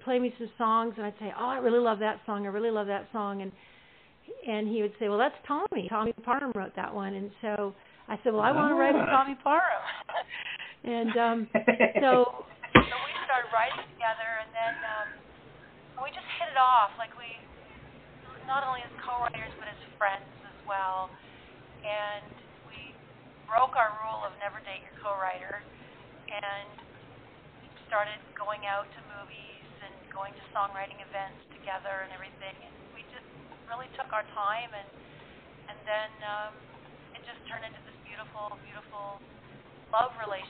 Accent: Ontario, Canada; now in Nashville, United States; He had moved there from Los Angeles, and I moved there from Ontario, Canada.

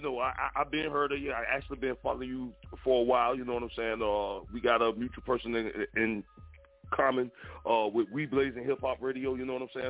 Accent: Jacksonville, Florida, United States; I'm from Duval.

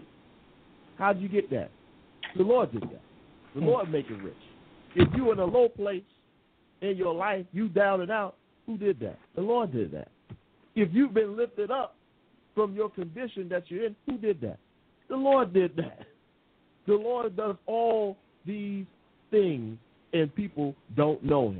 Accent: United States; now in England, United Kingdom; I'm the American here in England

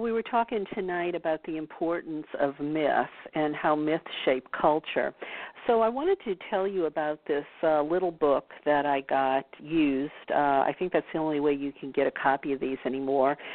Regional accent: New Orleans, Louisiana, United States; born or raised there

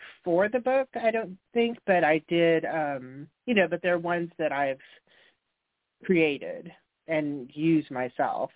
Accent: California, United States; also born or lived in Houston, Texas / Los Angeles, California; now in Austin, United States; I grew up in California

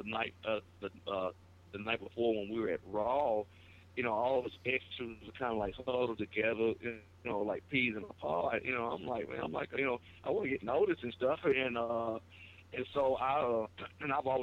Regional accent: Osceola, Arkansas, United States; my hometown, Osceola

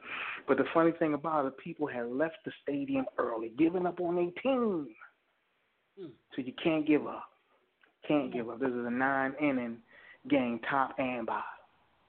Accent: Philadelphia, Pennsylvania, United States; Phillies was playing yesterday, my hometown

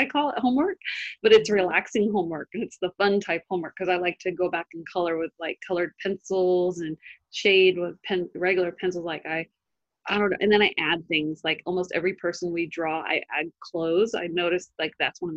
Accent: United States; I'm an American

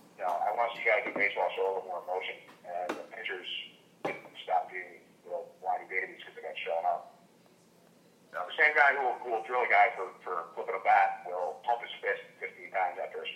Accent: Holyoke, Massachusetts, United States; a guy from my hometown of Holyoke, Massachusetts

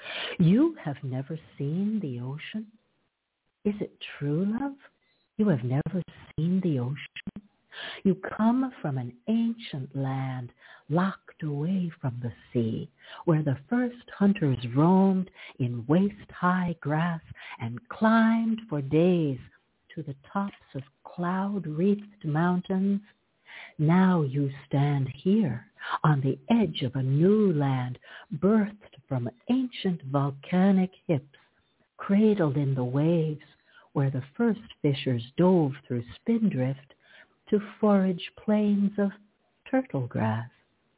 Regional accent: Toronto, Ontario, Canada; also born or lived in Hartford, Connecticut, United States; I was born in Hartford, Connecticut, the insurance city, and I was raised in Canada, in Toronto.

